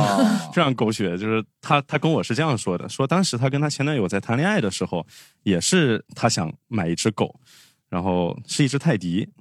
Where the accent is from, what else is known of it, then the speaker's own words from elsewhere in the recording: Fuzhou, Fujian, China; 因为我家是福州那边的，福建福州的。